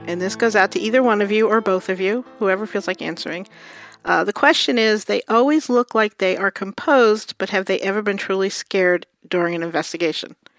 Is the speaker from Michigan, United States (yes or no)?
no; New York City, New York, United States; I grew up in Brooklyn.